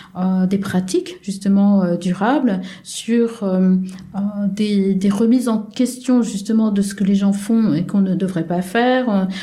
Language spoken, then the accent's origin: French; France; now in South Korea; je suis française